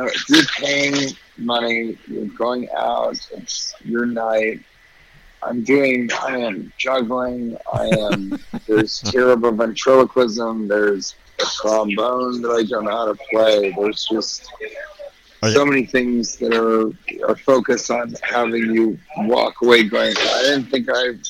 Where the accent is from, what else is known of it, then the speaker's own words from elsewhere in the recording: Denver, Colorado, United States; now in New York, United States; I'm from Denver, Colorado